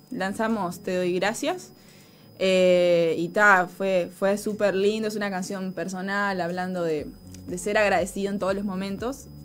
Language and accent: Spanish; Montevideo, Uruguay; tengo 24, soy de acá de Uruguay, de Montevideo. bueno, soy cristiana, aparte de que mis padres son pastores.